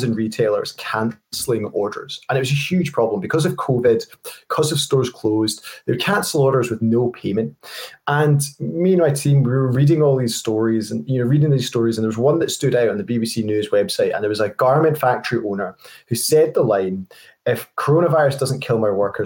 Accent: Scotland, United Kingdom; I'm a Scottish guy

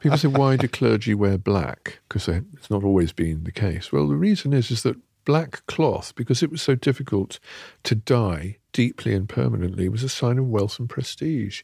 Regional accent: near Charleston, Northamptonshire, East Midlands, United Kingdom; When I was a kid, I grew up near Charleston, Northamptonshire

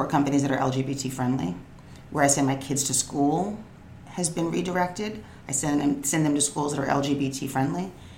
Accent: New York, United States; I grew up in New York. I'm like a native New Yorker

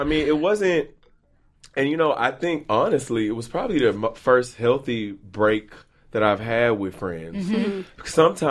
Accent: Beaumont, Texas, United States; moved away; when I moved here from Beaumont, Texas

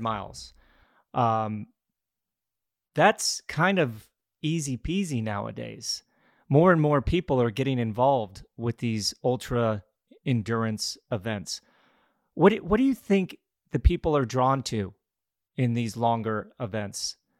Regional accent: Glenwood Springs, Colorado, United States; now in Greenville, United States; My father put on some bike races and running races in my hometown of Glenwood Springs, Colorado

